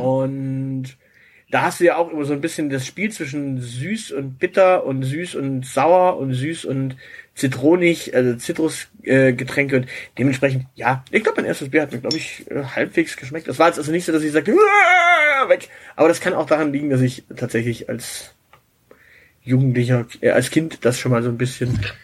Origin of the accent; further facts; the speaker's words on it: Southern Germany, Germany; ich bin halt hier im Süden aufgewachsen